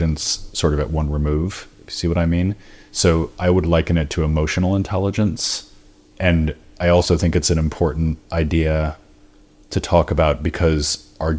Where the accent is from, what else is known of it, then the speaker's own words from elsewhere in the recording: Stoneham, Massachusetts, United States; now in London, United Kingdom; I grew up north of Boston in a town called Stoneham.